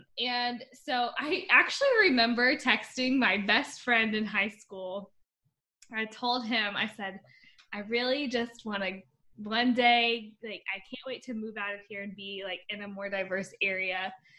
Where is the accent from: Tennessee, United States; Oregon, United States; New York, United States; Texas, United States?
Tennessee, United States; also born or lived in Indiana; So I grew up, I was born in Indiana, but I moved around a lot because my dad was in the military, and then we ended up settling in East Tennessee as well. And I grew up in a primarily white area.